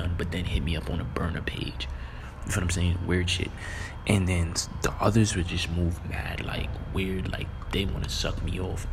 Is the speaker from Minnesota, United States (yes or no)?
no; New York City, New York, United States; I'm from Canarsie